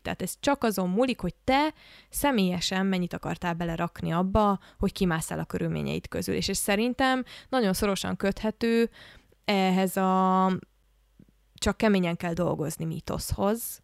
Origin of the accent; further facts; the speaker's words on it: Budapest, Hungary; Budapesten élek, Budapesten nőttem föl, és egy viszonylag normális iskolába jártam